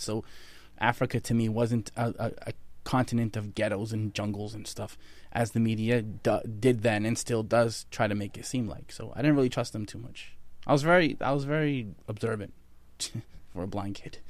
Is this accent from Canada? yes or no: yes; Halifax, Nova Scotia, Canada; I grew up in Nova Scotia, Canada, Halifax, Nova Scotia